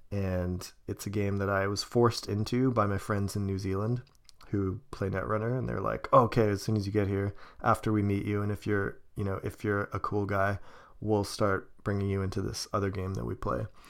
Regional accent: Kelowna, British Columbia, Canada; moved away; my hometown, Kelowna

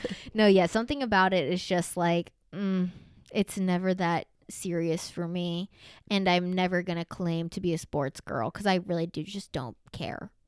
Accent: the South, United States; moved away; growing up in the South

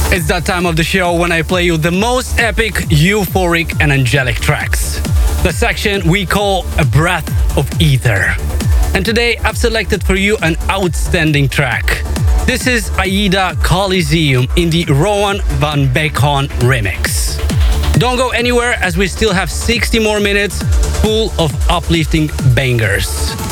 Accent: Moldova; my home country of Moldova

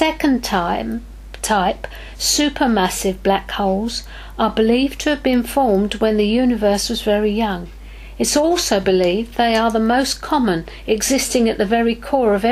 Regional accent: England, United Kingdom; as an English person

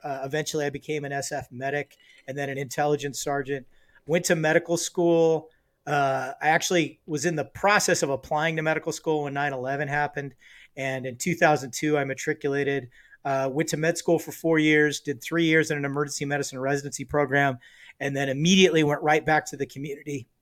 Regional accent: Los Angeles, California, United States; also born or lived in Tehachapi, California; spent the first eleven years of my life mostly in the Los Angeles area

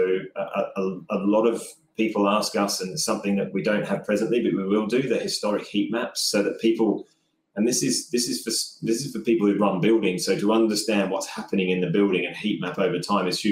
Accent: Australia; I'm Australian

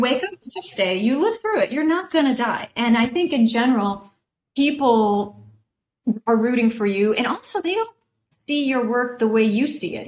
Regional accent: Oak Park, Illinois, United States; I grew up just outside Chicago

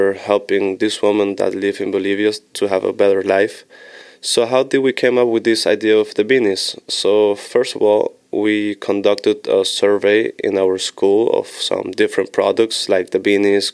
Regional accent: Switzerland; moved away; I'm from Switzerland

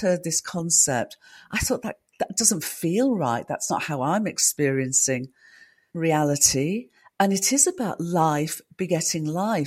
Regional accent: United Kingdom; I'm a Brit

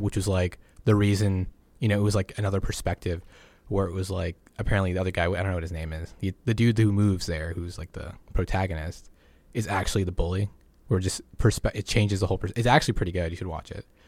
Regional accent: Massachusetts, United States; I grew up in Massachusetts

